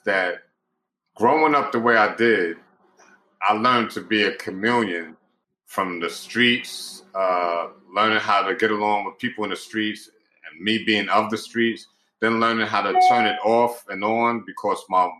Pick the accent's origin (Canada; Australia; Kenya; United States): United States; New York City, New York; I grew up in Pink Houses Projects and Brownsville Projects